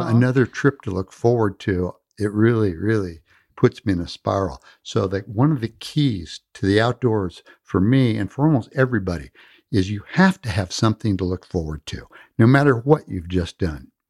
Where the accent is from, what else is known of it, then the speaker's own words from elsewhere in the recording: California, United States; also born or lived in Midwest; I was born in the Midwest, but my family moved to the peninsula when I was very young. I grew up on the peninsula